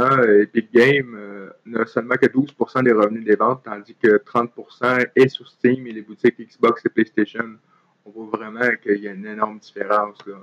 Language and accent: French; Trois-Rivières, Quebec, Canada; je suis originaire de Trois-Rivières et j'ai vécu là euh, la majeure partie de ma vie